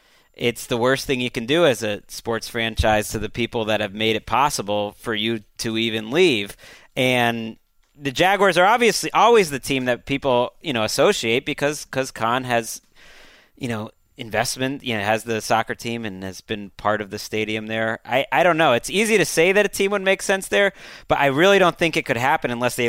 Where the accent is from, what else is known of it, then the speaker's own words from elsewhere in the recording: New England, United States; I grew up in New England